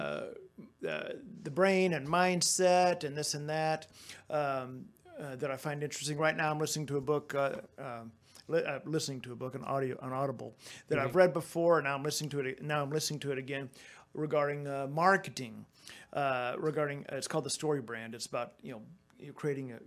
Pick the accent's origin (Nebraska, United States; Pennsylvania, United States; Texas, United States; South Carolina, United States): Texas, United States; I'm from Texas